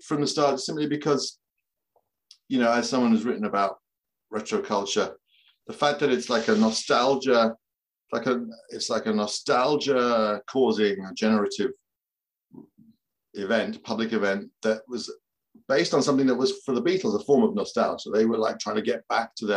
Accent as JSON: {"language": "English", "country": "United Kingdom", "tie": "born or raised there", "also_born_or_lived": "London", "said": "as a British person born in 1963, and I grew up in London until I was about 4 or 5. But even after that, we would come back to London regularly because we lived quite near London."}